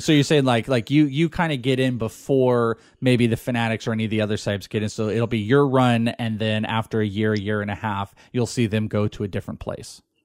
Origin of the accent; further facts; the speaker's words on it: Bay Area, California, United States; I grew up in the Bay Area.